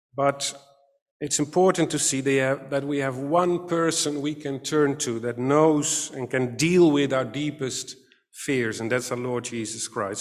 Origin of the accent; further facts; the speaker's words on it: Katwijk, South Holland, Netherlands; I grew up in Katwijk aan Zee, a small seaside town near The Hague